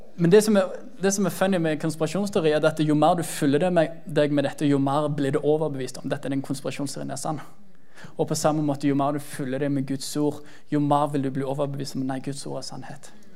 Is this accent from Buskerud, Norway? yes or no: no; Jæren, Rogaland, Norway; så sta som jærbu som jeg er